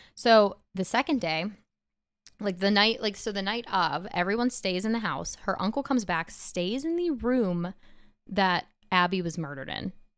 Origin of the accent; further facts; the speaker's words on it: Pittsburgh area, Pennsylvania, United States; I'm, like, twenty minutes from Pittsburgh, so I am from Pittsburgh